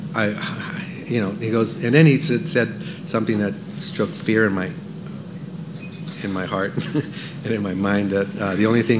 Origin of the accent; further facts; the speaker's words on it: Los Angeles, California, United States; moved away as an adult; also born or lived in Venezuela / Cuba / Las Vegas; now in Franklin, United States; I grew up in Los Angeles